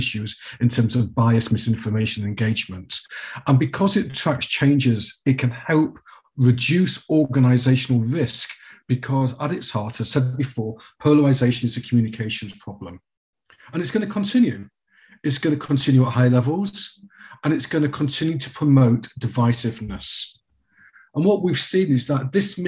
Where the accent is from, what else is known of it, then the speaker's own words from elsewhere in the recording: United Kingdom; as a Brit